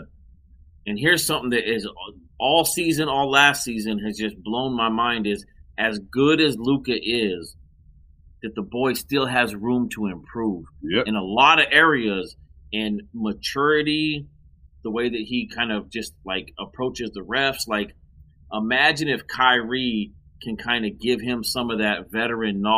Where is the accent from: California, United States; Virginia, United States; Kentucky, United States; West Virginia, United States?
California, United States; Southern; I born and raised in SoCal, grew up watching Lakers